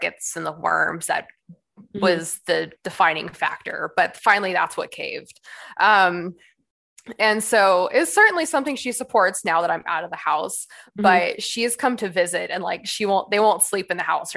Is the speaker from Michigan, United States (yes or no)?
no; Bay Area, California, United States; moved away as an adult; now in Arizona, United States; I'm actually from California. Okay. Bay Area, all around there, whole life until I was 18